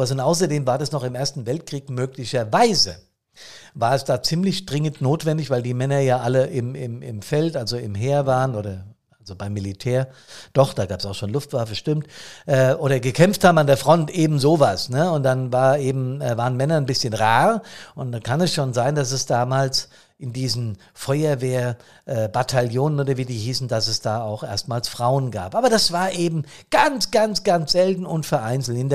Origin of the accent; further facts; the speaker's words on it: Bad Soden, Hesse, Germany; auf nassauischer, auf hessischer Ebene oder hier in meinem Taunuskreis oder in Bad Soden selbst in meiner Heimatstadt.